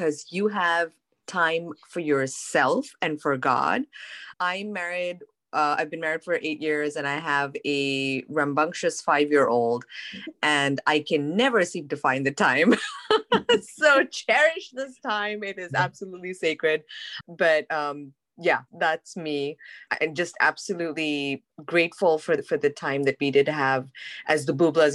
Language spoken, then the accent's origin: English; India; now in United States; growing up in India